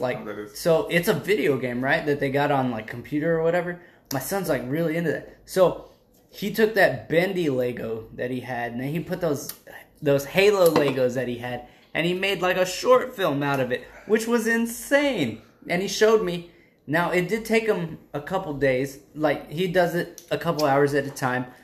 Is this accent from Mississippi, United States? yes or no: no; South Texas, United States; I grew up in South Texas